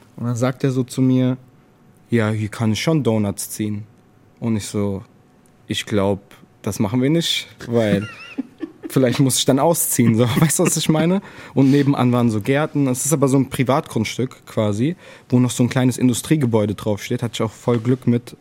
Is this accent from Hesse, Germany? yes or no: yes; Frankfurt, Hesse, Germany; Ich bin halt in, den, in der Nordweststadt aufgewachsen